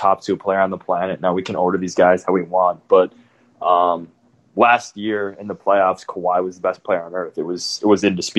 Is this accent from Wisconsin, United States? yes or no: yes; Madison, Wisconsin, United States; You know, he's a Wisconsin boy. I grew up in Madison, about an hour and a half from Milwaukee.